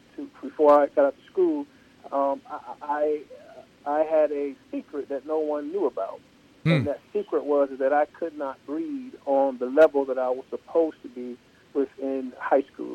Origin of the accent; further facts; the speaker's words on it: Columbus, Ohio, United States; I grew up on the south side of Columbus, went to all of the neighborhood schools